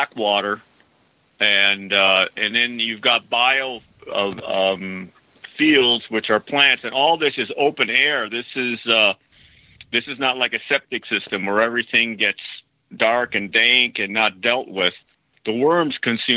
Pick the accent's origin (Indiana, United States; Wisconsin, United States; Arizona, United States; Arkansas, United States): Wisconsin, United States; now in Placerville, United States; I'm from Wisconsin.